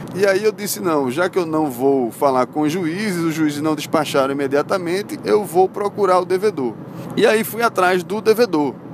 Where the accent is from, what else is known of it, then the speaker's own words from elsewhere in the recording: Recife, Pernambuco, Brazil; accent: recifense; moved away as an adult; also born or lived in Salvador, Bahia; o meu sotaque é um sotaque bastante recifense, né? Eu morava em Salvador, mas não precisava dizer isso para todo mundo. O que é que eu fazia sempre? A pessoa percebia logo pelo meu sotaque que eu era de Recife, que eu sou de Recife